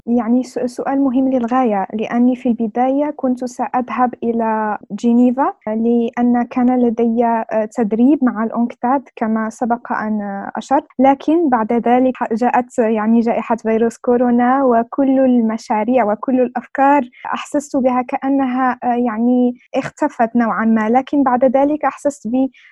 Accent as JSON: {"language": "Arabic", "country": "Morocco", "said": "أنا من المغرب"}